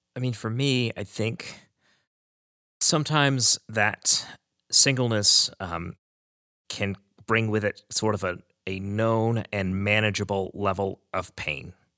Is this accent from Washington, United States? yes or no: no; Aledo, Texas, United States; I am from Aledo, Texas